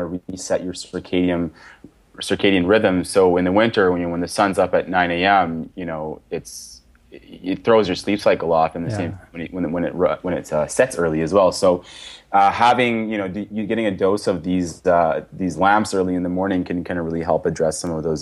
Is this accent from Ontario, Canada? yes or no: no; Victoria, British Columbia, Canada; also born or lived in Toronto; now in Edmonton, Canada; I grew up in Victoria.